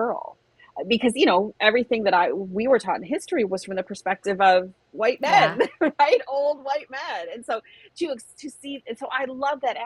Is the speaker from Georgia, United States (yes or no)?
no; Michigan, United States; We're both from Michigan